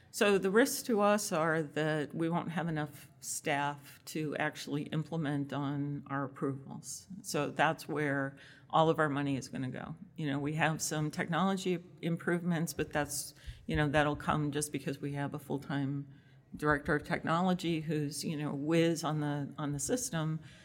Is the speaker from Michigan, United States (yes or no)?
no; Massachusetts, United States; moved away as an adult; now in Connecticut, United States; I grew up in Massachusetts